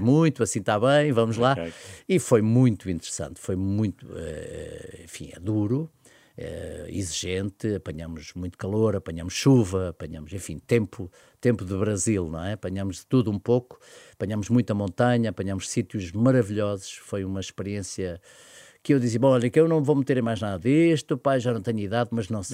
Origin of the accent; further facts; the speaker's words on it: Pontével, Lisbon, Portugal; doei o meu espólio à Junta de Freguesia de Pontevel, que é a minha terra